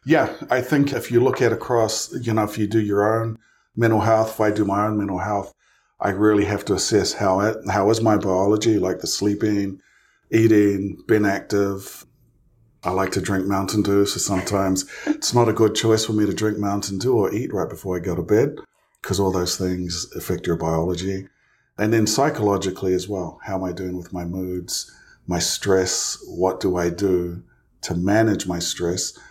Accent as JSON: {"language": "English", "country": "New Zealand", "tie": "born or raised there", "also_born_or_lived": "Provo, Utah", "moved": "as an adult", "lives_now": "United States", "said": "I'm from New Zealand. Um, originally, I grew up there for, uh, gosh, the first twenty-one years of my life"}